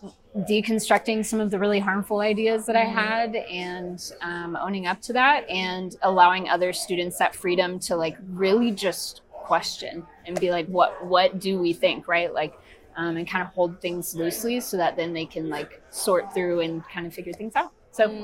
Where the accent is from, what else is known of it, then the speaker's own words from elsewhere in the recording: Georgia, United States; now in Columbia, Missouri, United States; I'm originally from Georgia. So yeah, transplant.